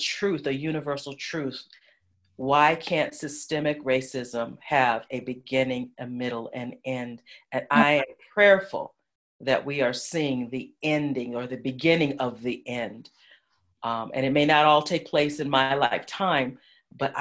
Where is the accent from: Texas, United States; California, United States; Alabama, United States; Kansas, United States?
California, United States; Los Angeles; I was born and raised in Los Angeles